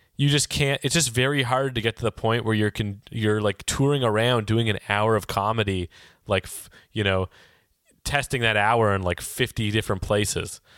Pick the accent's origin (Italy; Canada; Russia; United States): Canada; Toronto, Ontario; moved away as an adult; now in Vancouver, Canada; I grew up in Toronto and I've lived here in Vancouver for the last decade